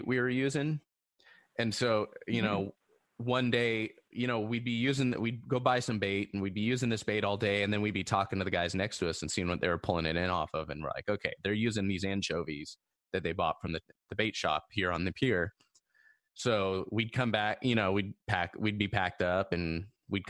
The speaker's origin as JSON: {"language": "English", "area": "Orange County", "region": "California", "country": "United States", "tie": "born or raised there", "said": "I grew up in Orange County, you know, 15-minute drive from the Seal Beach Pier"}